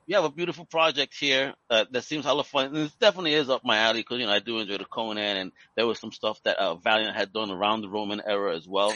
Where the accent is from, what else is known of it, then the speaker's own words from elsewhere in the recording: New York City, New York, United States; grew up in New York. That was my Times Square, dirty, grimy